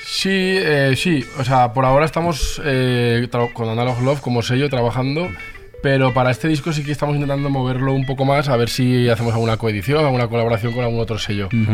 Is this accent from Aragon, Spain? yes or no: yes; Zaragoza, Aragon, Spain; moved away as an adult; now in Madrid, Spain; somos todos de Zaragoza y Luego volví a Zaragoza y ahora otra vez aquí